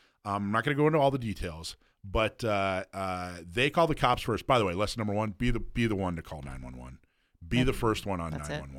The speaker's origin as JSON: {"language": "English", "region": "Wisconsin", "country": "United States", "said": "That we USCCA and I share that we're both originally from Wisconsin."}